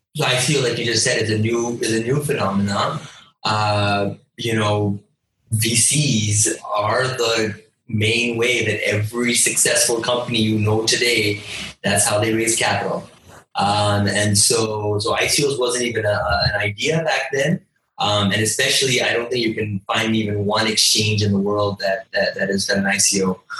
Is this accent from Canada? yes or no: yes; Toronto, Ontario, Canada; moved away as an adult; now in India; my parents are from India. I was born and raised in Canada